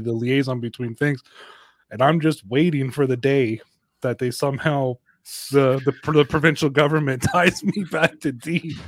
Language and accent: English; Canada; I'm Canadian